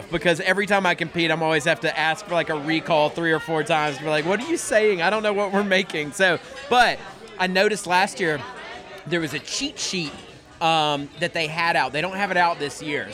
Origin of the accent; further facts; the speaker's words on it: Locust Grove, Georgia, United States; Waffle House was the only restaurant in my hometown in Locust Grove, Georgia